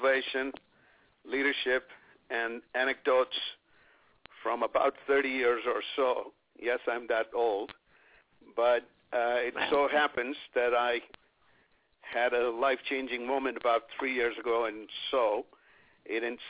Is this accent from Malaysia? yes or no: no; Mumbai, Maharashtra, India; moved away; also born or lived in London / New York / Chicago / Ann Arbor; I grew up in India in a small place called Bombay.